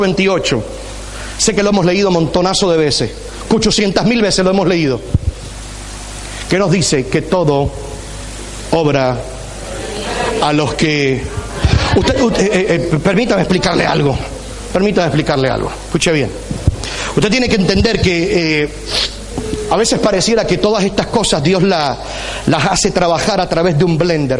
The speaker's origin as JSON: {"language": "Spanish", "country": "Puerto Rico", "tie": "born or raised there", "said": "soy boricua"}